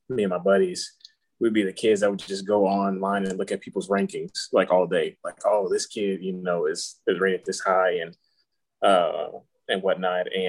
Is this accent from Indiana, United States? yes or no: yes; Gary, Indiana, United States; I grew up in Gary, Indiana.